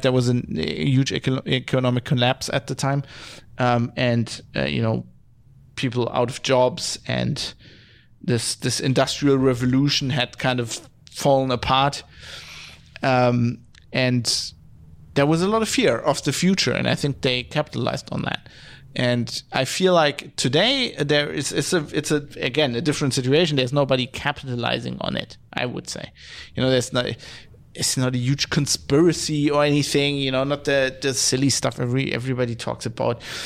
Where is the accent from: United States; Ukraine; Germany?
Germany; West Germany; I'm from West Germany